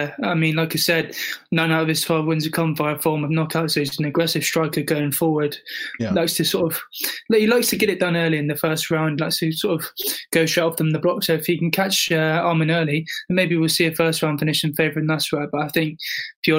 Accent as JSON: {"language": "English", "country": "United Kingdom", "said": "I'm British"}